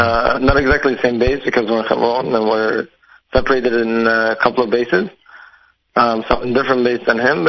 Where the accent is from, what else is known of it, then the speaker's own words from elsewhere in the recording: Antwerp, Flanders, Belgium; now in Israel; I'm from Antwerp, from Belgium, so it's a more Haredi community mostly.